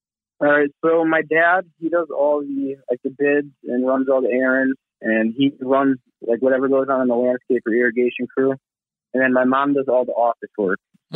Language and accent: English; Sylvania, Ohio, United States; I'm from Sylvania, Ohio, which is right next to Toledo, like right on the border of Ohio and Michigan.